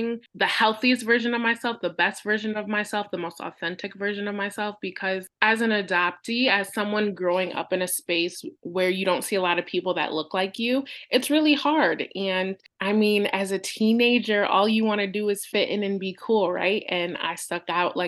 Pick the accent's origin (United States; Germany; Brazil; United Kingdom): United States; Michigan; moved away as an adult; also born or lived in Detroit, Michigan; now in Pennsylvania, United States; I was born in Detroit, Michigan, and in the United States, and I was raised about an hour north in a very small white town. Grew up there for 18 years